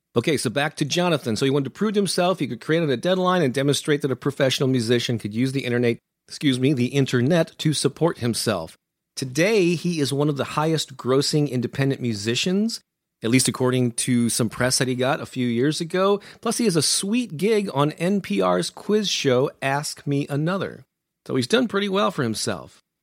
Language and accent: English; St. Louis, Missouri, United States; my hometown of Saint Louis, Missouri